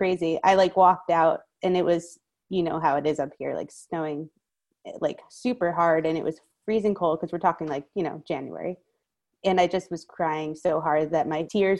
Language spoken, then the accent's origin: English; New York City, New York, United States; also born or lived in Westchester, New York; now in Kingston, United States; I'm from Westchester, but by way of the Bronx. So grew up in the Bronx and then moved to Westchester